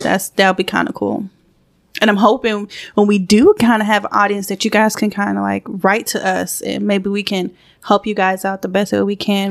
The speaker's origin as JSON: {"language": "English", "region": "Georgia", "country": "United States", "tie": "born or raised there", "also_born_or_lived": "St. Croix, US Virgin Islands", "said": "I moved up to Georgia when I think I was about five."}